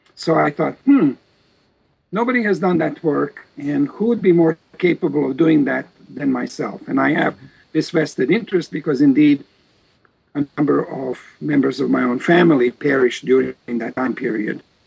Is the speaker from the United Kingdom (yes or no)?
no; Novi Sad, Vojvodina, Serbia; moved away as an adult; also born or lived in Osijek, Croatia / Belgrade, Serbia; At the age of four, my parents moved to Serbia, to a region called Vojvodina